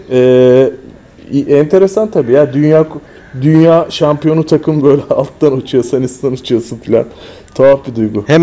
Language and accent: Turkish; Turkey; Biz Türkler olarak full Arjantin'i destekliyorduk tabii ki.